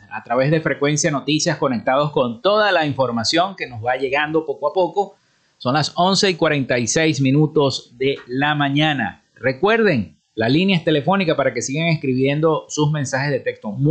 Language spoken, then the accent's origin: Spanish; Zulia, Venezuela